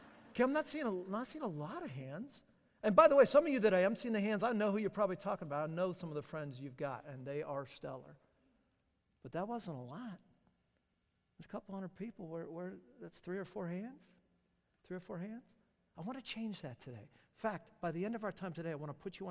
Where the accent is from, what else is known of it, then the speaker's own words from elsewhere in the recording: Southern California, United States; now in Charlotte, United States; I'm from Southern California